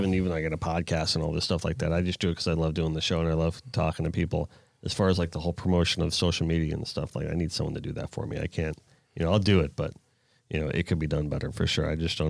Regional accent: South Florida, United States; I grew up in South Florida, it is kind of like a little city down here.

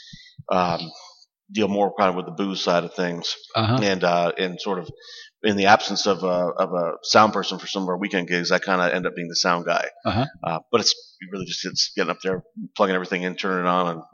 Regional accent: Hawaii, United States; moved away; Hawaii, born and raised

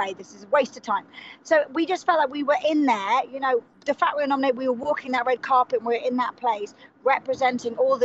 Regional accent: England, United Kingdom; two English people

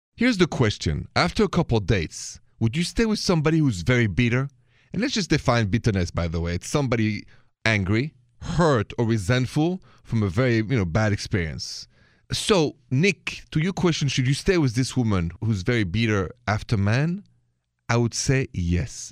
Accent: France

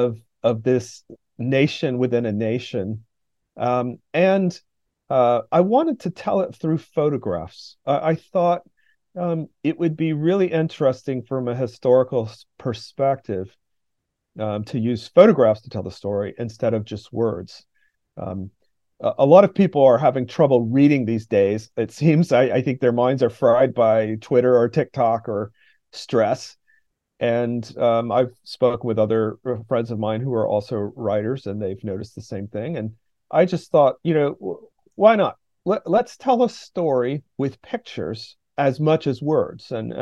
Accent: North Carolina, United States; I'm from North Carolina, I live in the South, and the Appalachian region has the feeling, the aesthetic, the vibe, if you want to say, of its own place.

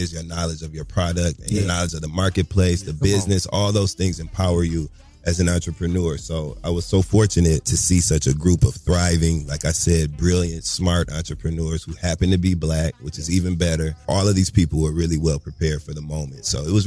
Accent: Flint, Michigan, United States; now in New York, United States; I'm from Flint, Michigan.

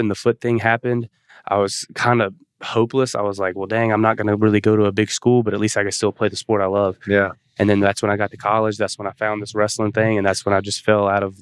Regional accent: Atlanta, Georgia, United States; born there; I was born in Atlanta, and so we always went to the Braves games.

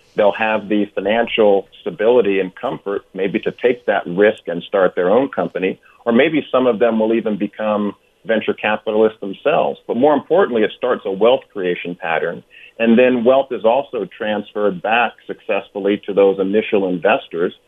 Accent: Oakland, California, United States; also born or lived in Hampton, Virginia; I grew up in Oakland, California

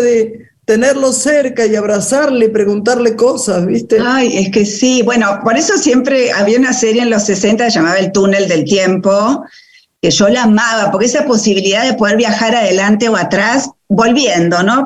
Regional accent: Buenos Aires, Argentina; nací en Capital, eh, pero vengo de una familia húngara y polaca

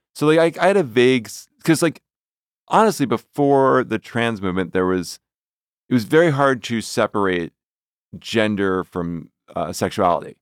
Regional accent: New Jersey, United States; I'm from New Jersey.

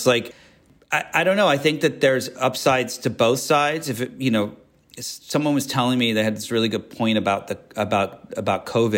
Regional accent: England, United Kingdom; And, you know, growing up in England, like you felt the history.

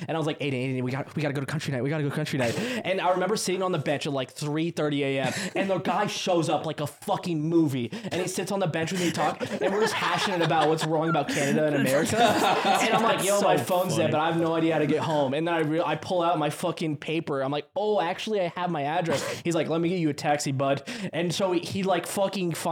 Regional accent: United States; I'm American

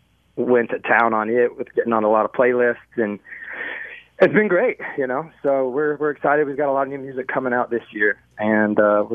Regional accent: North Carolina, United States; Like, I'm from North Carolina, so... I just kind of go out there and use it as an excuse to just kind of play around in the hometown.

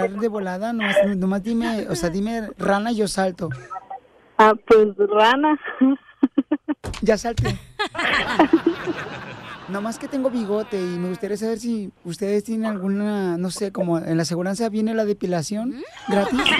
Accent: Mexico City, Mexico; y soy de la Ciudad de México.

